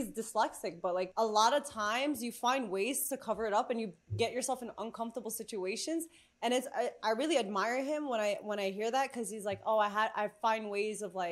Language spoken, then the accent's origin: English; New York, United States; I'm from New York, so I speak fast